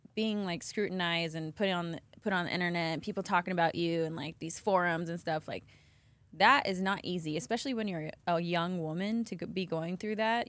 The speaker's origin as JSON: {"language": "English", "town": "Las Vegas", "region": "Nevada", "country": "United States", "tie": "born or raised there", "moved": "yes", "said": "born and raised in Vegas"}